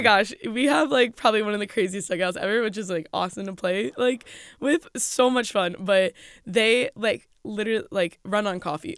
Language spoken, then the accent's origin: English; Florida, United States; moved away as an adult; also born or lived in Rochester, New York / Jacksonville, Florida; now in State College, United States; we were in Florida all growing up